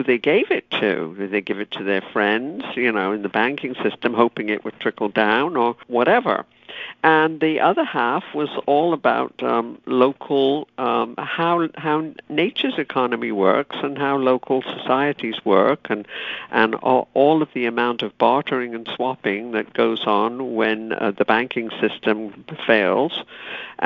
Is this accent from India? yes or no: no; United Kingdom; moved away; I was growing up in Britain